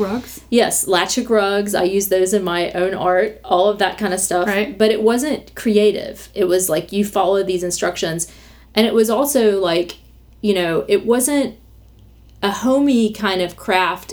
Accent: the South, United States; also born or lived in New York; a Southerner

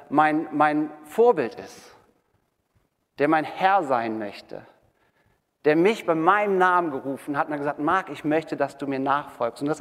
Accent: Wermelskirchen, North Rhine-Westphalia, Germany; ich bin ein gebürtiger Wermelskirchener. Ähm, wir kommen hier aus Wermelskirchen. Ich war hier in der Realschule äh, und ich war ganz erschüttert zu sehen, dass die abgerissen wurde. Ähm, ich verknüpfe meine Kindheit und meine Jugend äh, hiermit sozusagen.

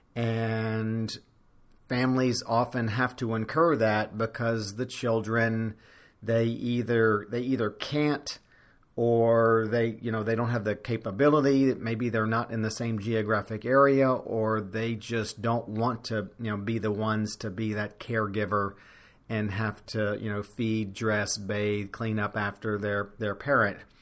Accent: Louisiana, United States; I'm making this podcast from my home state of Louisiana

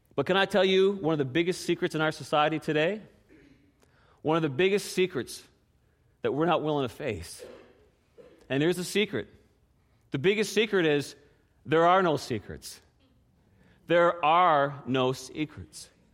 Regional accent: Newfoundland and Labrador, Canada; moved away as an adult; I grew up in Newfoundland, and there's not a whole lot of pecan trees

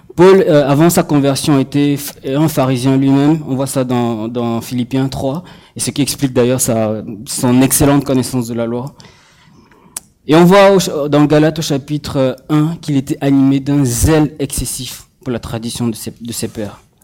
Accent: Cameroon; moved away; j'ai grandi au Cameroun et du coup, euh, euh quand je, rentre au Cameroun

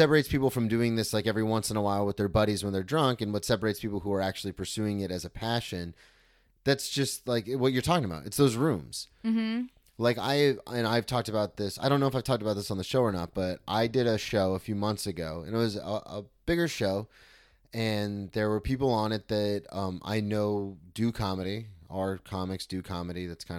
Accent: Daytona Beach, Florida, United States; I grew up in Daytona. I know exactly what you mean.

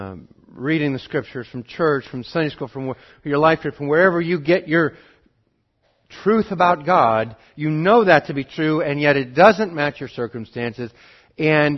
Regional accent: Montana, United States; I'm from Montana

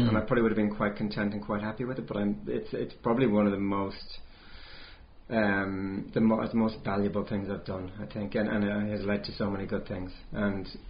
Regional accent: near Galway City, Connacht, Ireland; moved away as an adult; now in New Zealand; It's near Galway City in the west of Ireland.

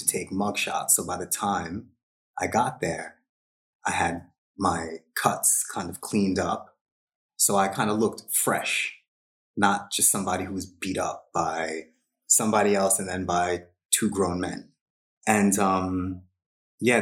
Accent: Long Island, New York, United States; moved away; I was raised in a traditional Hindu household on Long Island, New York, in the 80s

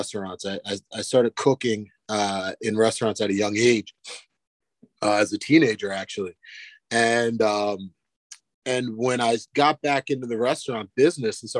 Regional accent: Ocean City, New Jersey, United States; moved away as an adult; now in Lehigh Valley, United States; I grew up in South Jersey, right outside of Ocean City, Atlantic City area, right there, down near the beach

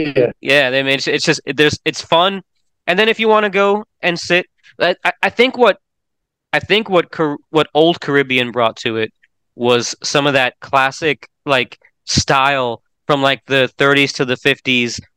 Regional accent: Orlando, Florida, United States; now in Tennessee, United States; my hometown of Orlando

